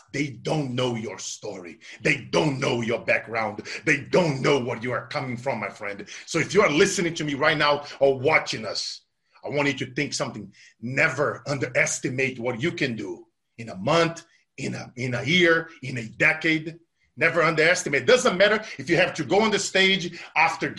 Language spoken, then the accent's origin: English; Brazil; as a kid, that we're now growing up in Brazil